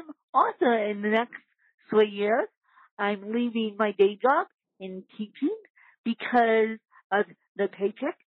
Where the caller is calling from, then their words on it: Aspen, Colorado, United States; I'm calling from Aspen, Colorado.